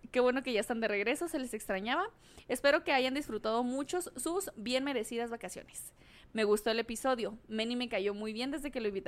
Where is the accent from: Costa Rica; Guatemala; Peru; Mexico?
Mexico; Nuevo León; Ah, aquí vengo como buena regia a comentar y aclarar algunos puntos.